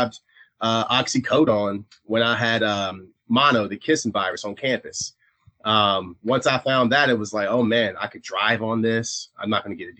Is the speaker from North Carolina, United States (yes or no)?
yes; eastern North Carolina, United States; I'm from East North Carolina